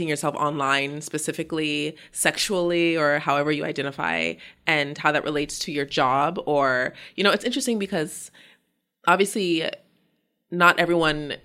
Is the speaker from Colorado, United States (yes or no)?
yes; Denver, Colorado, United States; I grew up in Denver, Colorado.